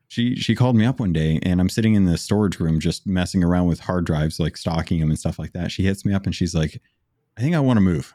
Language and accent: English; Phoenix, Arizona, United States; moved away as an adult; also born or lived in Alaska; I grew up in Arizona